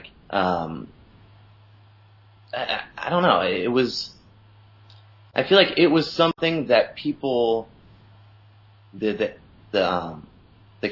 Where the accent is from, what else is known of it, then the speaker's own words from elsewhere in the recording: Columbus, Ohio, United States; moved away as an adult; also born or lived in San Diego; I grew up in Columbus, Ohio, and then did the standard, graduated high school, and then jumped in my car with my buddies and moved out to San Diego